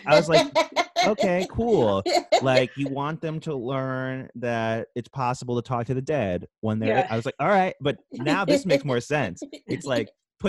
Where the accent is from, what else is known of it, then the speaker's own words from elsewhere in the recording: New Jersey suburbs, United States; I also grew up in this like in the suburbs as well. Mm-hmm. At Jersey